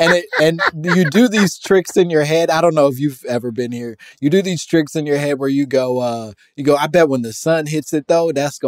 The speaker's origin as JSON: {"language": "English", "region": "Oklahoma", "country": "United States", "also_born_or_lived": "Louisiana", "said": "So a little backstory. I'm from Oklahoma by way of Louisiana."}